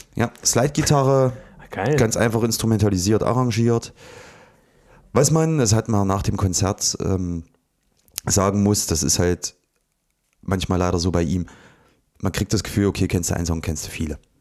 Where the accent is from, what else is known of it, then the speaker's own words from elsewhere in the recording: Ohrdruf, Thuringia, Germany; in Ortruf bei mir im, ja, da wo ich aufgewachsen bin, so dieser Ort